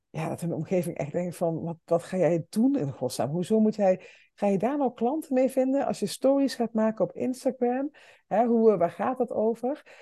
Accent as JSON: {"language": "Dutch", "region": "Limburg", "country": "Netherlands", "said": "wij komen allebei uit Limburg"}